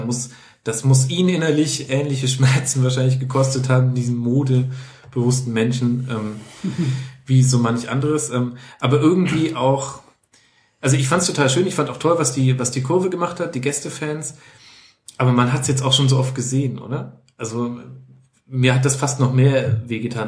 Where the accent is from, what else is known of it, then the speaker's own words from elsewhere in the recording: Lower Franconia and Middle Franconia, Bavaria, Germany; meine Jugend auf den Fußballplätzen in Unterfranken und Mittelfranken